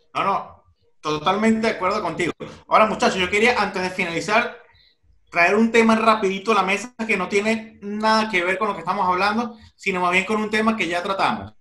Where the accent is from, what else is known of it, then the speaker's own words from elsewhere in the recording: Venezuela; now in Barcelona, Spain; cuando vivía en Venezuela